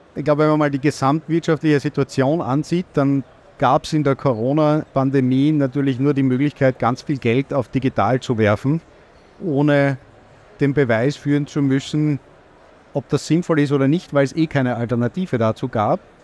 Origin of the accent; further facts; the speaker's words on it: Austria; als Österreicher